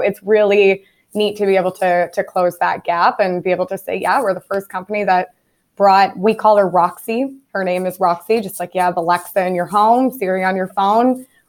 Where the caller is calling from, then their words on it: Ottawa, Ontario, Canada; I'm calling in from Ottawa, Canada, Geotech Scientific's headquarters here.